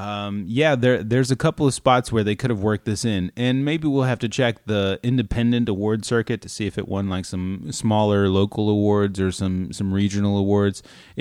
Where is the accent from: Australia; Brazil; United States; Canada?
Canada; I am Canadian.